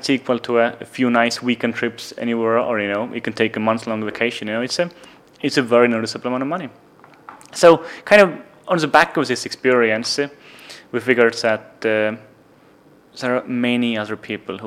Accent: Estonia; moved away as an adult; now in London, United Kingdom; So I was born in Soviet Union. I grew up in Estonia

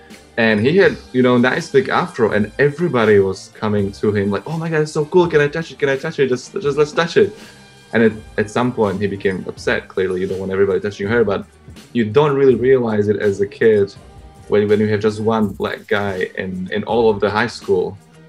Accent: Slovakia; I grew up in Slovakia.

